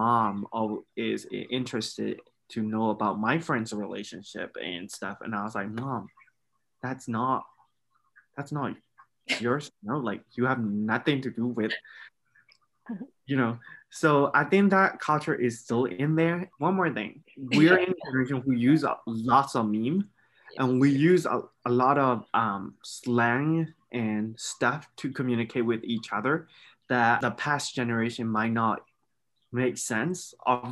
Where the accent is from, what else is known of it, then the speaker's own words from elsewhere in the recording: Bago, Bago Region, Myanmar; moved away as an adult; now in Edmond, Oklahoma, United States; I'm from Bogo.